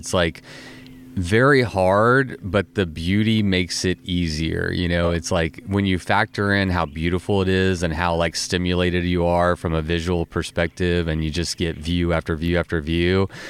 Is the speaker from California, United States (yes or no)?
no; Texas, United States; I'm from Texas